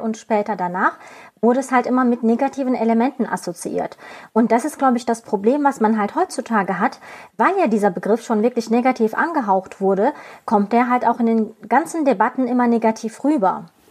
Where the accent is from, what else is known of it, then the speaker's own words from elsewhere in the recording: Aachen, North Rhine-Westphalia, Germany; ich komme aus Aachen, weil das ist halt meine Heimat, ich bin hier aufgewachsen, ich bin hier geboren